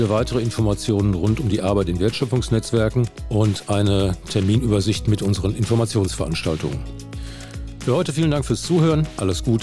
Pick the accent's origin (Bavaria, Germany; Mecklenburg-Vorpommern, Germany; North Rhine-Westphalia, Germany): North Rhine-Westphalia, Germany; Da kommt man gern mal von Hölzchen auf Stöckchen, wie man bei uns in Westfalen sagt.